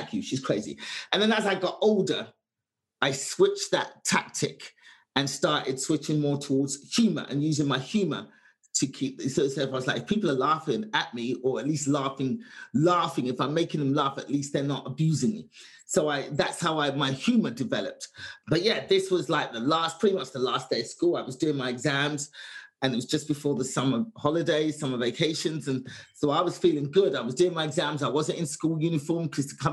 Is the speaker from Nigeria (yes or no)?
no; London, United Kingdom; born or raised there; moved away